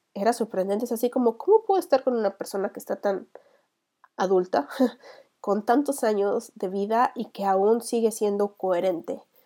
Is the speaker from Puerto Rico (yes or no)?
no; Mexico; vikinga mexicana